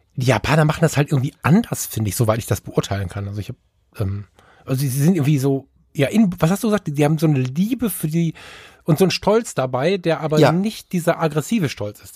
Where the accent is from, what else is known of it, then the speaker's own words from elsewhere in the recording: Düsseldorf, North Rhine-Westphalia, Germany; ich bin ja Düsseldorfer